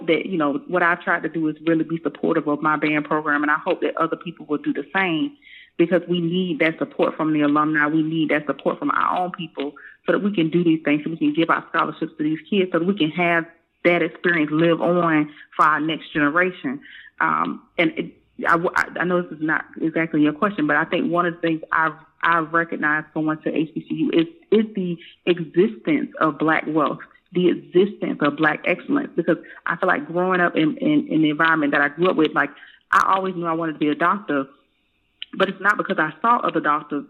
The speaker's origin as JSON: {"language": "English", "town": "Tampa", "region": "Florida", "country": "United States", "tie": "born or raised there", "said": "I grew up in Tampa, Florida"}